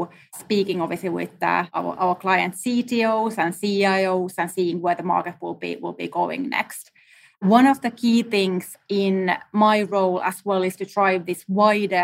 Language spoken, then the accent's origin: English; Finland; now in New York, United States; I'm actually based in New York. I'm originally from Finland